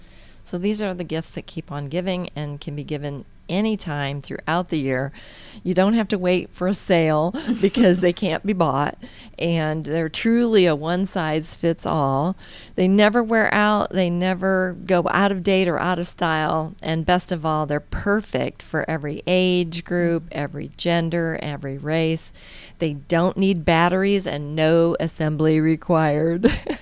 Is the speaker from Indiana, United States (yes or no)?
yes; Indiana, United States; now in Georgia, United States; So, but the northerners, that I came from Indiana, so our northerners definitely are experiencing something a little different.